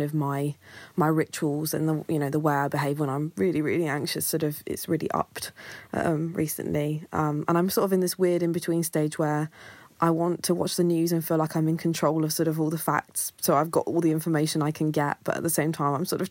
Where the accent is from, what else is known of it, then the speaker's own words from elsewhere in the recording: Kent, South East England, United Kingdom; I'm 21 and I'm from Kent.